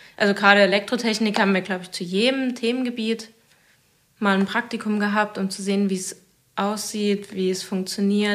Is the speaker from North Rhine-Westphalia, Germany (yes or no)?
no; Zittau, Saxony, Germany; also born or lived in Leipzig; ich komme ursprünglich von hier aus Zittau